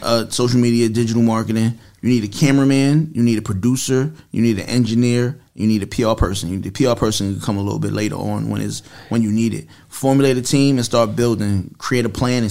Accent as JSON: {"language": "English", "town": "New York City", "region": "New York", "country": "United States", "said": "I'm from Brooklyn before I'm from New York"}